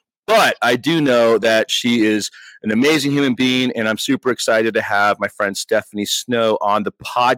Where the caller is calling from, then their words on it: California, United States; I am coming live from Northern California